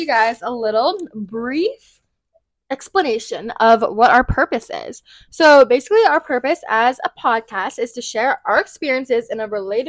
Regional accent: West Chester, Pennsylvania, United States; I grew up in Westchester, so I've lived in the same city my whole life.

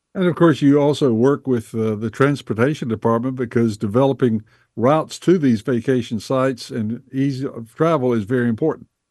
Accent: Bessemer City, North Carolina, United States; I grew up in Bessemer City, North Carolina, back in the fifties

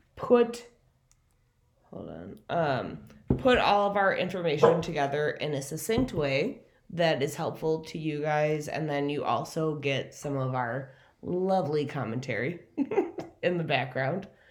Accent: Minneapolis, Minnesota, United States; also born or lived in South Bend, Indiana; back home to Minneapolis

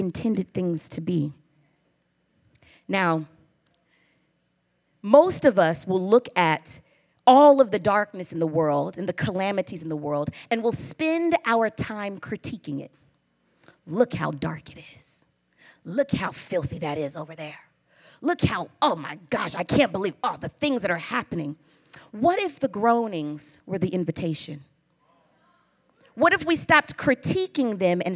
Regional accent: Oklahoma, United States; accent: Southern; I'm from the South. I'm from Oklahoma.

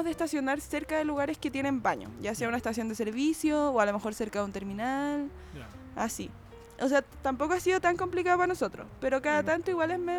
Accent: Santiago, Santiago Metropolitan Region, Chile; no, pero en serio. somos los de Santiago.

